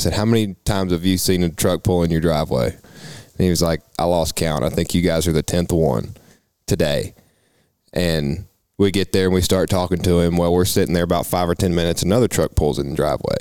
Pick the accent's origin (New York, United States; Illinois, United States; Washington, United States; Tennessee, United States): Tennessee, United States; We're from Tennessee